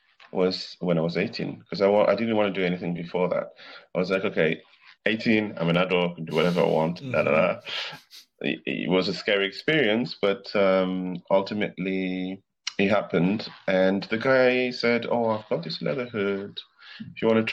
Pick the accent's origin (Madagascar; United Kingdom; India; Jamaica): Madagascar; moved away; I grew up in Africa. I grew up in Madagascar